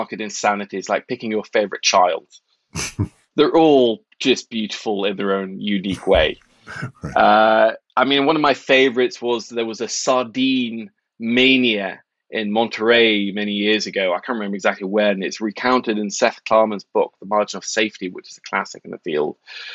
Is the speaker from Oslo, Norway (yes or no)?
yes; Oslo, Norway; moved away as an adult; also born or lived in New York; I grew up in Norway in the 80s